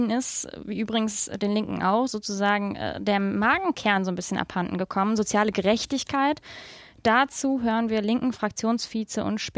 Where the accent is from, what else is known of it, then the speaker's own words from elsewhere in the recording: Thuringia, Germany; Ich sage aber als Thüringerin